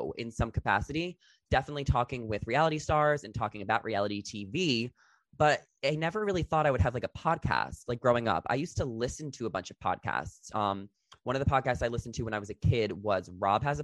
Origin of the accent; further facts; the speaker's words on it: Long Island, New York, United States; moved away as an adult; also born or lived in New Jersey; now in Los Angeles, United States; I grew up in Long Island, New York. That's where I'm from